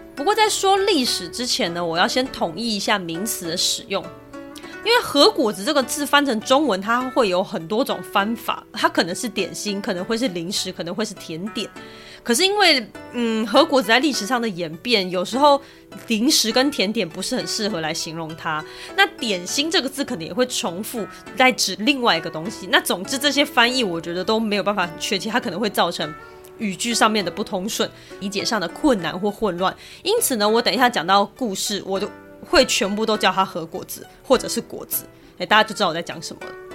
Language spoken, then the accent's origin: Chinese; Taiwan; 身为台湾人的我是不敢恭维了